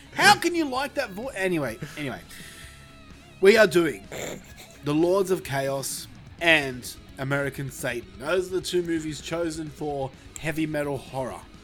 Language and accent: English; Australia; I've never left Australia